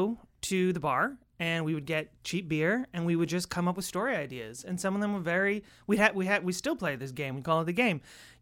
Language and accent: English; Amherst, Massachusetts, United States; Western Massachusetts, Amherst.